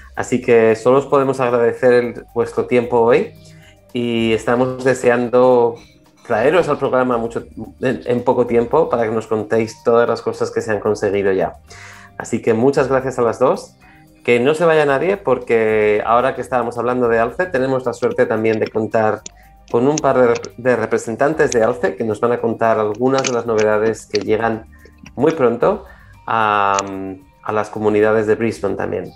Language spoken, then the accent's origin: Spanish; Spain; como buenos españoles